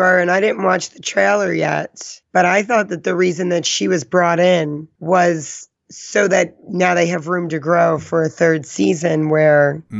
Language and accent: English; New Jersey, United States; accent: Jersey; now in California, United States; I mean, I've shook a lot of my Jersey accent just living in California for 7 years.